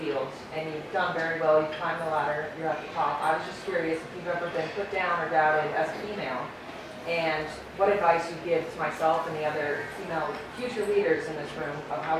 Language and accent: English; Massachusetts, United States; I'm from Massachusetts